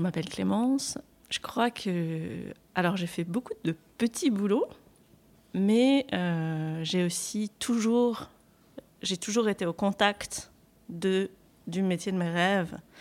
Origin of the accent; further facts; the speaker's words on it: Normandy, France; moved away as an adult; also born or lived in Paris; moi je suis normande, hein, donc j'habitais en Normandie et j'ai voulu quitter la Normandie